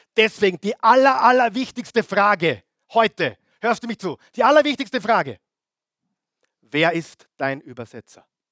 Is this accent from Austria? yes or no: yes; Austria; die wir im Leben genießen dürfen, auch als Österreicher